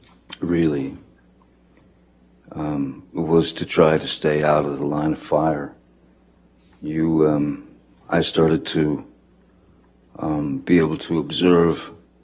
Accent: Kentucky, United States; born there; I was born in Kentucky, and then we moved, in which we moved around quite a lot when I was a kid.

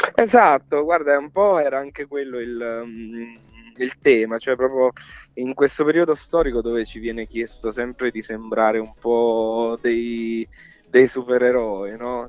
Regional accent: Capaccio, Campania, Italy; moved away; in posti come piccoli dove sono cresciuto io, cioè io, io sono di Pesaro, di Capaccio, provincia di Salerno.

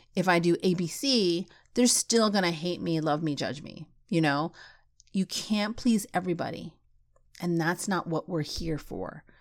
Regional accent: United States; I wasn't really Filipino because I was born in the States

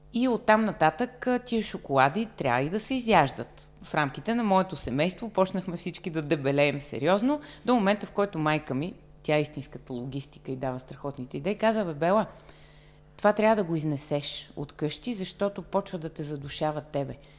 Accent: Varna, Varna Province, Bulgaria; moved away as an adult; now in Sofia, Bulgaria; във Варна, в родния ми град

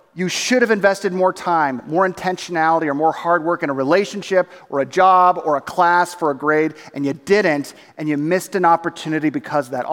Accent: Southern California, United States; we grew up doing in Southern California was going to Disneyland

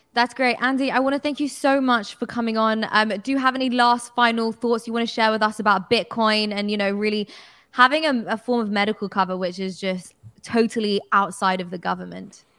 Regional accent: United Kingdom; as a British person.

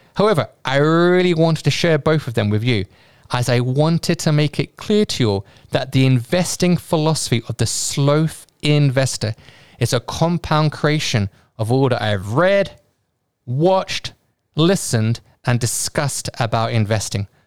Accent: United Kingdom; my home country, the U K

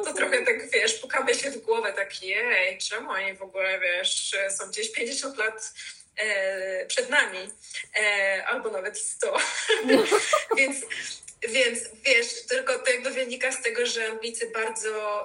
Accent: Poland; moved away as an adult; now in London, United Kingdom; się urodziliśmy w tak Polsce

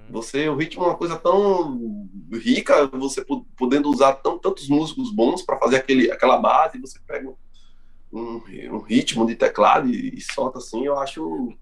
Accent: Brazil; nós somos brasileiros, aqui já tem uma miscigenação grande

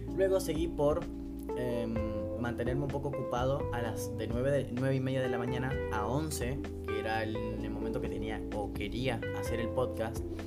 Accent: Argentina; soy de Argentina

